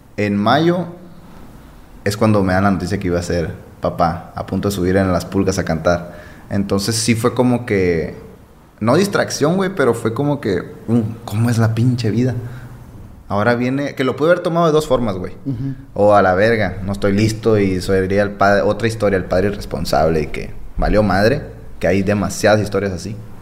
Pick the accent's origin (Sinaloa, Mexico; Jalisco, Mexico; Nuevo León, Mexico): Sinaloa, Mexico; Guasave; also born or lived in Los Mochis, Sinaloa / Adolfo Ruiz Cortines, Sinaloa; Soy de Guasave, pues nací en Mochis, pero me crié en Guasave toda mi vida.